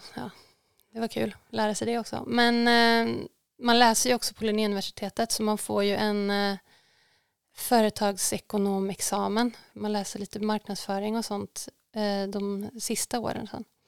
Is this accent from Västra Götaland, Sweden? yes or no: yes; Tidaholm, Västra Götaland, Sweden; now in Stockholm, Sweden; vi bodde ju, uh, men, var fan bodde vi? Men vid Hyltasjön, om folk vet vart det ligger. Ja. Det, upp, det är uppe i skogen, uppe på Hökensås